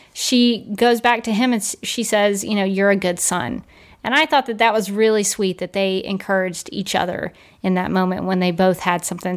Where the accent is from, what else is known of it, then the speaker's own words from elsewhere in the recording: Birmingham, Alabama, United States; when I grew up in Birmingham, Alabama, we had Piggly Wiggly